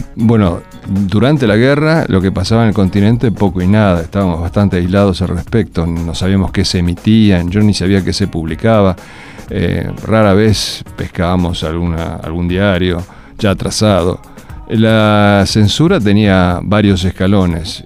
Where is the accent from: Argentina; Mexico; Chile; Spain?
Argentina; moved away as an adult; also born or lived in Miami, United States; Yo estaba feliz como argentino